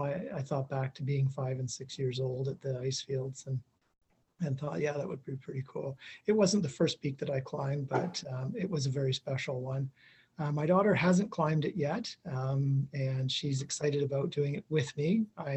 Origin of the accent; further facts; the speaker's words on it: Iqaluit, Nunavut, Canada; also born or lived in Inuvik / Whitehorse; now in Edmonton, Canada; My parents, I grew up on Baffin Island lived in Iqaluit and then ended up in the Mackenzie Delta in Inuvik. I finished high school in Whitehorse in the Yukon.